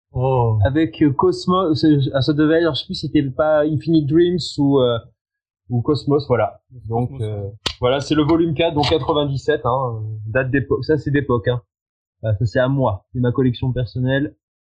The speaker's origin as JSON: {"language": "French", "country": "France", "said": "on est français, parce qu'on chante en français"}